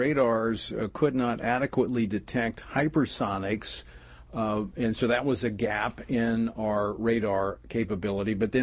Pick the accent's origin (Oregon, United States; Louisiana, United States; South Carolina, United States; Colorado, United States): Louisiana, United States; moved away; back in my home state of Louisiana